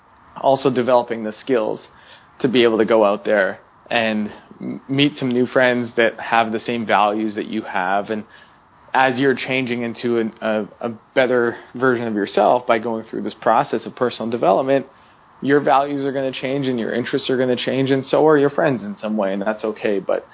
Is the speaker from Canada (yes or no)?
yes; Canada; now in United States; When I moved from Canada to the U.S., I also lost a percentage of my friends because I no longer lived in the same town.